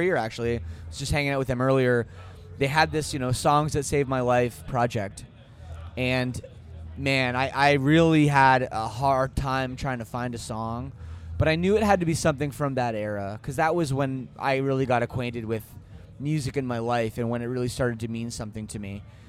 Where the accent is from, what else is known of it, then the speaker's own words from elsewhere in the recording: Toronto, Ontario, Canada; And being that I'm from Toronto, I have a pretty crazy personal